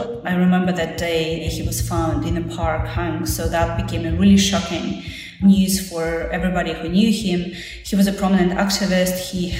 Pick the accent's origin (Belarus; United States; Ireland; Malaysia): Belarus; Minsk; moved away as an adult; I was born in Minsk and I lived there for years, basically.